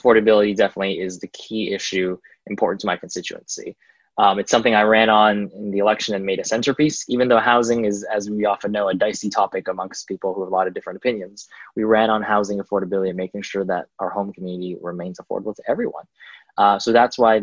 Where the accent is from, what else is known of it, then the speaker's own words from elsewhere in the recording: Milpitas, California, United States; also born or lived in San Jose; I grew up in Milpitas and San Jose